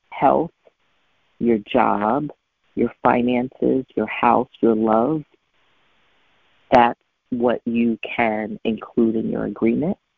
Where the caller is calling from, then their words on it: Richmond, Virginia, United States; I'm calling in from Richmond